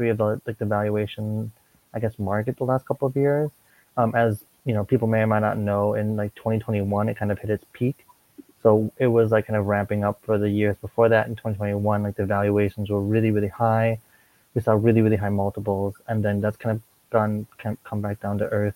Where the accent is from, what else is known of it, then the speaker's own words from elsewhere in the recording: Minnesota, United States; moved away as an adult; also born or lived in Korea; now in Hong Kong; I'm from Minnesota, so I went, kind of lived my whole life in Minnesota